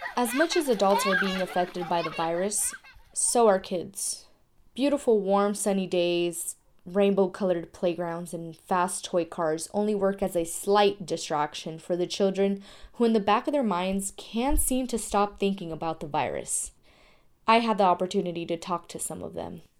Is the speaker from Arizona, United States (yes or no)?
yes; Tucson, Arizona, United States; I'm from Tucson, Arizona